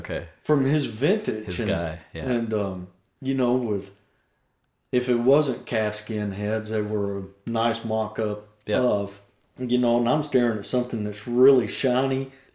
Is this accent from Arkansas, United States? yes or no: yes; Arkansas, United States; I'm the hillbilly from Arkansas. I grew up in the middle of Arkansas in a town that's got 289 people.